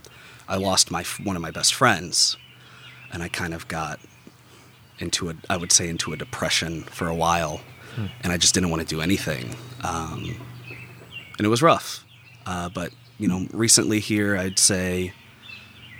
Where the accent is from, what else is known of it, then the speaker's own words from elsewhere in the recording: South County, Missouri, United States; I grew up about 15 minutes north in South County